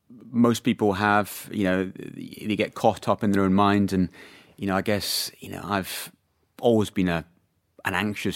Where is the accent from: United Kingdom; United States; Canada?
United Kingdom; Scotland; I mean, I'm, you know, born and raised in Scotland, so I guess it's in the blood there.